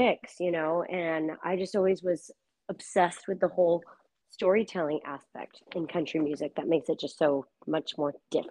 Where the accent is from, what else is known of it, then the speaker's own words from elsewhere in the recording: California, United States; also born or lived in Burbank, California / Northern Virginia; now in Nashville, United States; I'm a country singer-songwriter here in Nashville, Tennessee. I'm originally from California. I am Latin American, Mexican American, to be more specific.